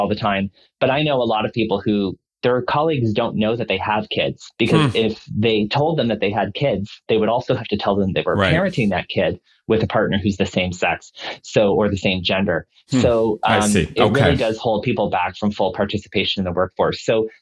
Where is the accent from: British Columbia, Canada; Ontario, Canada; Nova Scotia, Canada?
Nova Scotia, Canada; Dartmouth; now in Toronto, Canada; I'm from Nova Scotia. Mm-hmm. And when I was growing up in Nova Scotia